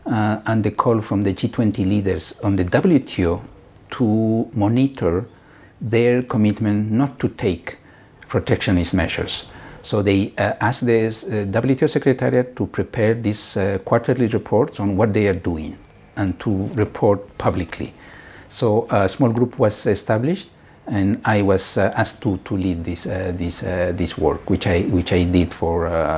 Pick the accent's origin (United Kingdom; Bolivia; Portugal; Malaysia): Bolivia; now in Switzerland; Bolivia, but now I've been living in Switzerland for so long that I became also Swiss national.